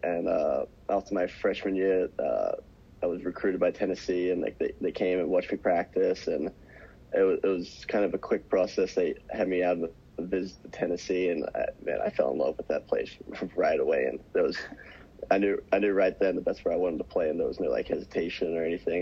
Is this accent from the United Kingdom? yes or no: no; Australia; moved away as an adult; I grew up watching in Australia